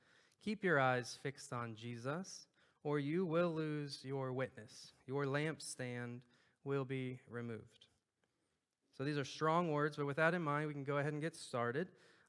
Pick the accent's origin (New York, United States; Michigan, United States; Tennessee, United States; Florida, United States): Florida, United States; Clearwater; And it's kind of funny because we came from Florida, right on the beach there in Clearwater, Tampa area, and we moved to the furthest place in the world from a large body of water.